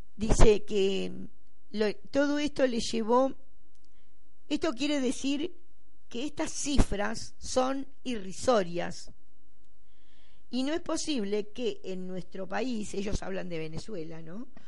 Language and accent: Spanish; Buenos Aires, Argentina; porteños somos los porteños de acá, de la ciudad de Buenos Aires